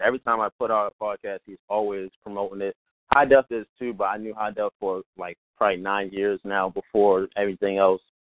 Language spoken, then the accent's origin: English; Baltimore, Maryland, United States; I'm from Baltimore, where you know you'll see a whole bunch of things if you just go downtown